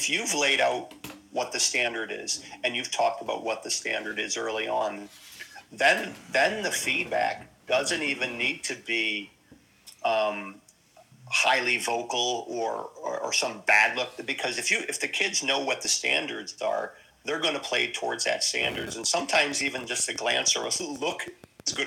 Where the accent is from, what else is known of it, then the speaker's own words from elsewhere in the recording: Scranton, Pennsylvania, United States; moved away as an adult; now in Kinsale, Ireland; I'm from Scranton. We weren't worldly, and you know, leaving the area wasn't something you know, that was highly talked about